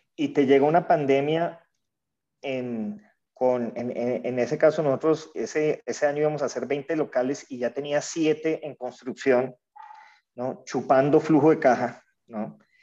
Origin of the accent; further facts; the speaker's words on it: Colombia; also born or lived in Venezuela; yo como colombiano lo viví